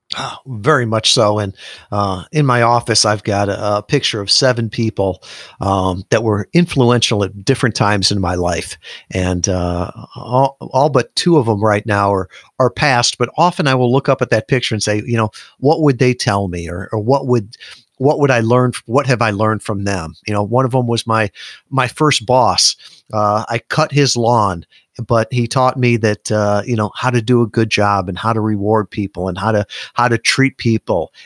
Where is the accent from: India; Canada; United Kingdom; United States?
United States; Midwest; moved away as an adult; I was born in the Midwest. I'd never really been more than a hundred miles from my home.